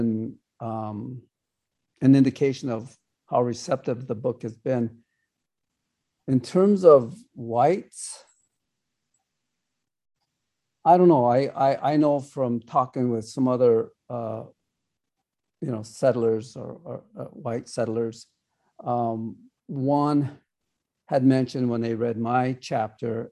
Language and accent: English; United States; I am from the Ocheti Shakoni Oyate, are the people of the seven fires. Here in the States, we're called Sioux Indians